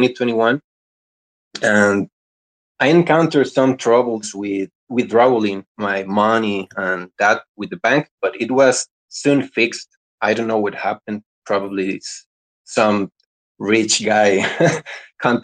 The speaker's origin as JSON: {"language": "English", "country": "Costa Rica", "said": "I'm from Costa Rica"}